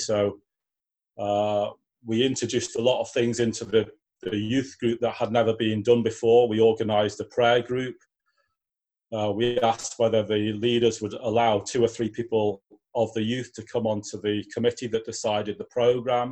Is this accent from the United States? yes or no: no; Newcastle upon Tyne, North East England, United Kingdom; moved away as an adult; now in York, United Kingdom; I live in York in the UK. I was born in Newcastle. I came to York and to go to university